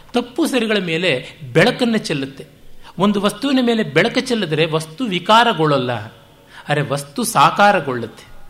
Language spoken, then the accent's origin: Kannada; Bengaluru, Karnataka, India; ಬೆಂಗಳೂರಿನ ನನ್ನ ಊರು ಅಂತಲೇ ಭಾವಿಸಿರುವ ನನಗೇ